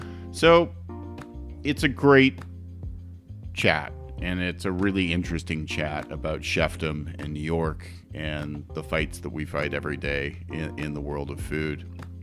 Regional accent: Canada; He's Canadian, though. I'm Canadian.

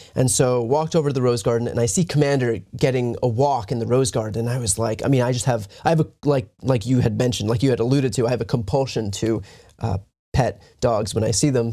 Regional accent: East Coast, United States; I'm from the East Coast

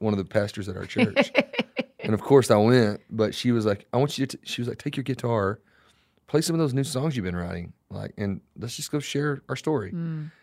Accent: Florida, United States; I was born in Florida

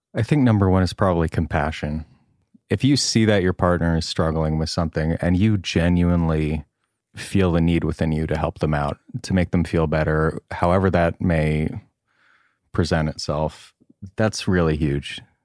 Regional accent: Great River, New York, United States; accent: Long Island; moved away as an adult; now in Los Angeles, United States; I'm thirty-two and I'm from Long Island, New York

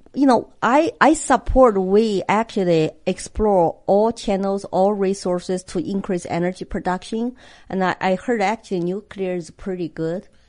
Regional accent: China; English is a second language; now in United States; a Chinese immigrant who come here with nothing

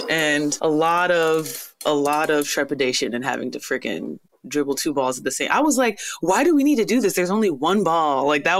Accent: Houston, Texas, United States; we're very Nigerian American, you know, raised here, but of course the culture runs through us fully.

